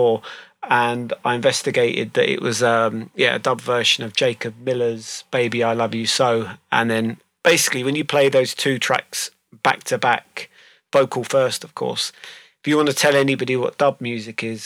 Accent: London, United Kingdom; moved away as an adult; now in Chesham, United Kingdom; I'm originally from London, so I just live here, slightly out in the sticks.

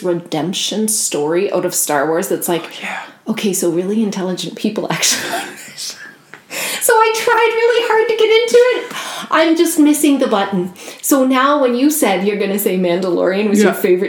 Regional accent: Nova Scotia, Canada; growing up in Nova Scotia by the ocean, and then all the music in our family.

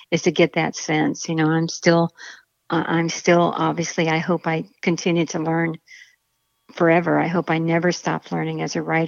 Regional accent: Akron, Ohio, United States; Akron, Ohio is my hometown

